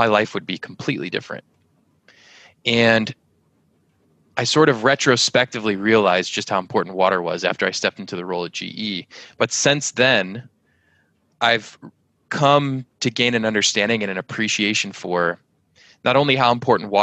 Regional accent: San Antonio, Texas, United States; I grew up as one of the only gringos, little white kids, in a block in school full of Hispanics, San Antonio, Texas.

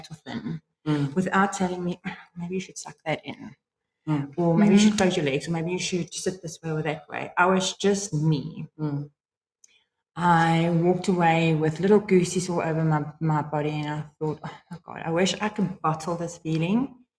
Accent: England, United Kingdom; Yeah, well, although we are English folks, I mean, a French guy would walk in here and say we're both wrong with our accent.

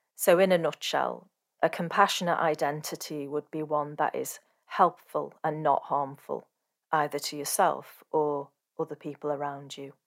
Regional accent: Sri Lanka; from Sri Lanka

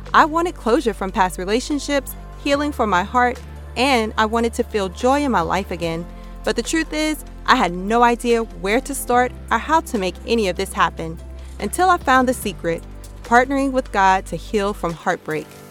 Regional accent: United States; That's my home country

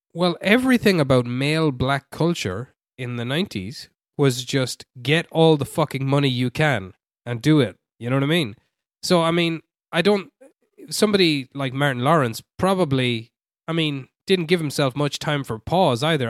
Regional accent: Ireland; I am Irish

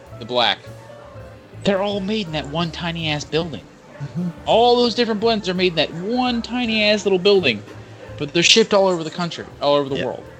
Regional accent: Georgia, United States; I'm from Georgia.

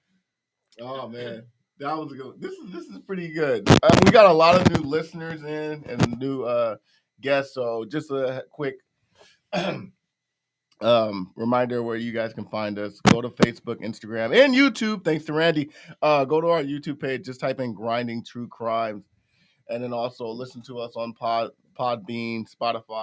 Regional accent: Los Angeles, California, United States; I'm from Watts

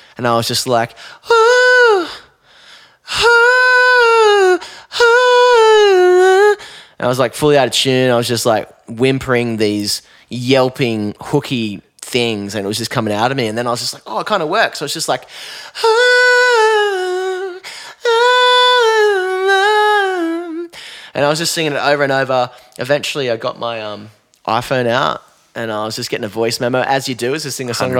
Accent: Newcastle, New South Wales, Australia; moved away as an adult; also born or lived in Chicago; now in Lennox Head, Australia; growing up in Newey

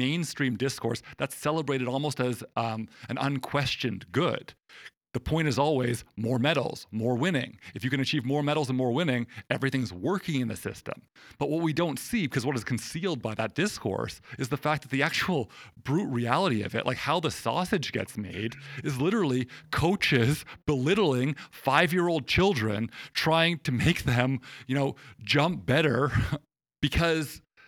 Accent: Canada; growing up in Canada

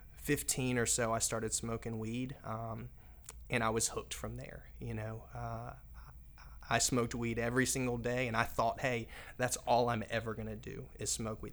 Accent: Raleigh, North Carolina, United States; I'm originally from Raleigh, North Carolina

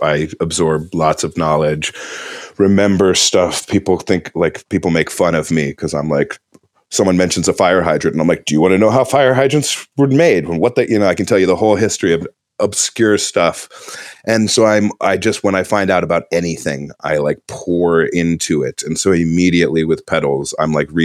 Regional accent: New Jersey, United States; moved away as an adult; also born or lived in Philadelphia; now in North Carolina, United States; I'm originally from New Jersey

